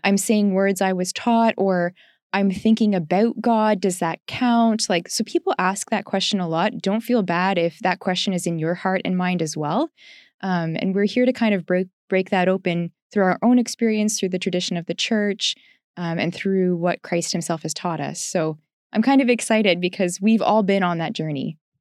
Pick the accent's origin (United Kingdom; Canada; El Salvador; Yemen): Canada; I'm from Canada